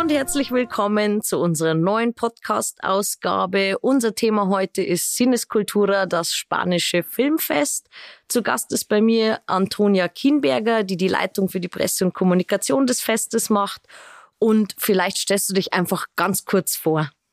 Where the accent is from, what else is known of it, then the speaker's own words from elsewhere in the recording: Straubing, Bavaria, Germany; also born or lived in Regensburg; Nicht weit weg aus Straubing